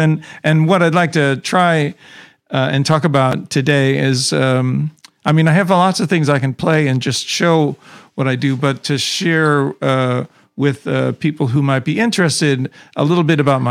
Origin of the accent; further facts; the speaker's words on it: Chicago, Illinois, United States; I grew up in Chicago